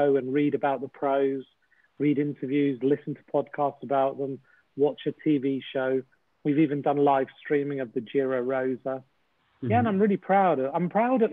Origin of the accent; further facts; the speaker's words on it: United Kingdom; also born or lived in Winchester; as a British person